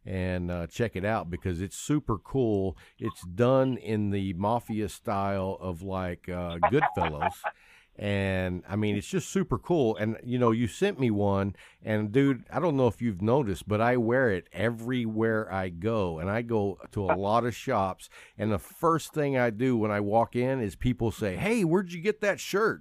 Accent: Texas, United States; I'm from Texas

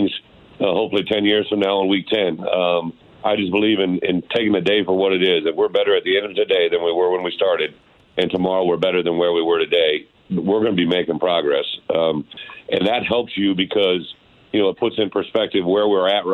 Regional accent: Illinois, United States; my home state

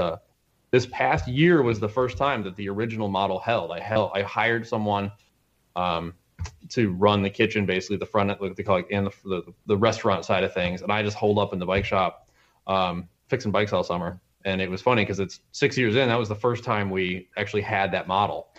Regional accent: Glens Falls, New York, United States; I'm from Glens Falls

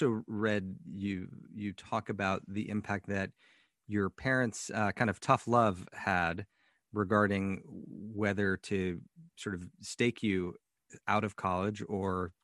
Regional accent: Los Angeles, California, United States; my hometown of Los Angeles

